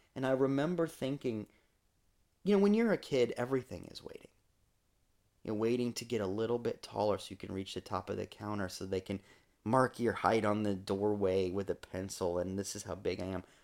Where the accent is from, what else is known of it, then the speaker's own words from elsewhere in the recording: Iowa, United States; now in Florida, United States; I am a Midwesterner at heart still.